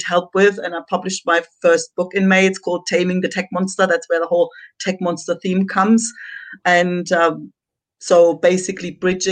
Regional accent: Germany; moved away as an adult; also born or lived in south of Spain; now in Spain; I'm originally from Germany.

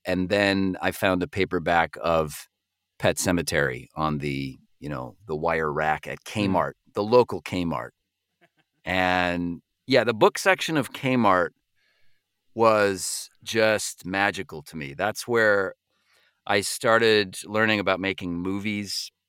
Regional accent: Parma, Ohio, United States; I grew up in Cleveland. I grew up in a suburb of Cleveland called Parma, Ohio.

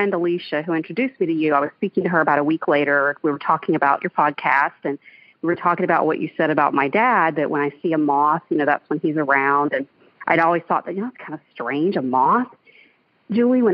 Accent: Albany, Georgia, United States; now in Orlando, United States; my hometown of Albany, Georgia

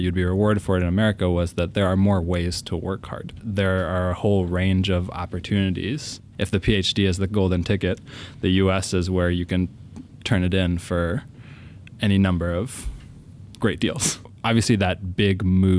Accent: Yakima, Washington, United States; also born or lived in Philippines; I was born in the Philippines, arrived to the U.S. At age 5, and I think like so many hungry immigrants, our narrative very closely mirrors the American dream. We landed in LAX without any idea of what was going to come next. My mom had family sort of up and down the West Coast. So we just ended up in Yakima

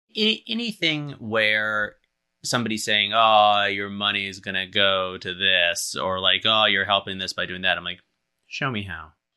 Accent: Berkeley, California, United States; growing up in Berkeley

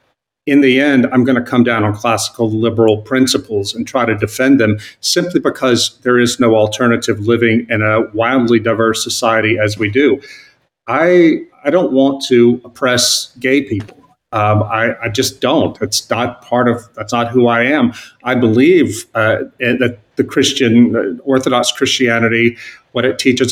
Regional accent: South Louisiana, United States; moved away as an adult; I had moved back with my wife and kids to my hometown in South Louisiana, a small town on the Mississippi

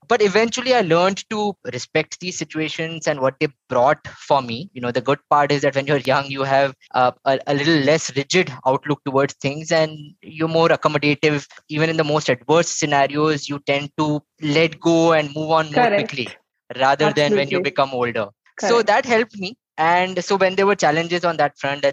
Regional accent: Bhopal, Madhya Pradesh, India; moved away as an adult; also born or lived in Indore; now in Bangalore, India; I'm originally from Bhopal, Madhya Pradesh. Was there till my 12th, and then moved to Indore for my graduation, and then moved to Bangalore in 2006, and have been here ever since.

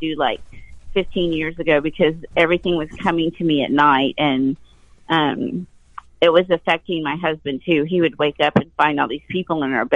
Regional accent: the South, United States; I was born in the South

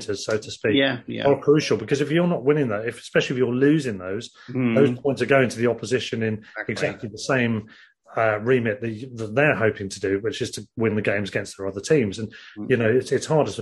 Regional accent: Worthing, South East England, United Kingdom; Worthing, my hometown team

